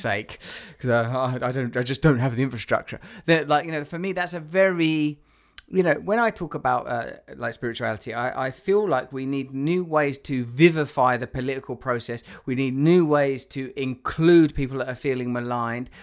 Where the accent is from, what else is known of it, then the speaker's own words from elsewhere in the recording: England, United Kingdom; moved away; being English